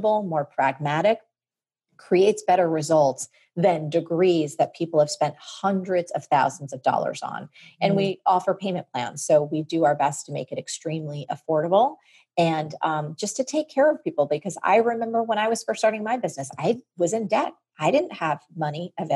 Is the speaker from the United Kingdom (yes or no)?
no; New York City, New York, United States; I'm from New York City